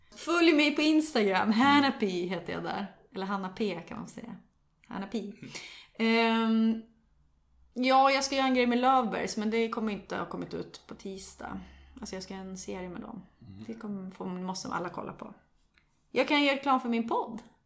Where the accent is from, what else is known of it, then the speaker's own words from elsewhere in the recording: Sundsvall, Västernorrland County, Sweden; jag kommer från Sundsvall